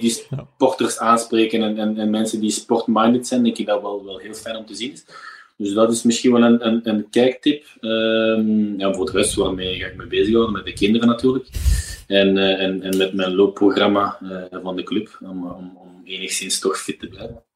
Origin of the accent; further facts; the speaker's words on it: Belgium; als Belg